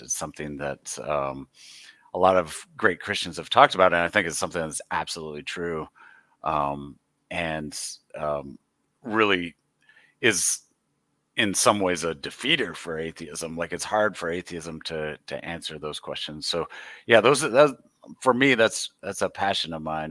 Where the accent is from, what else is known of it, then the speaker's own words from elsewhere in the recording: Michigan, United States; I, uh, have lived, born and raised in Michigan, lived here